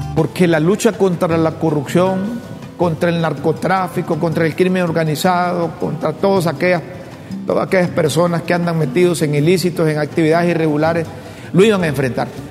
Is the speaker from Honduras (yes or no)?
yes; Honduras; como hondureño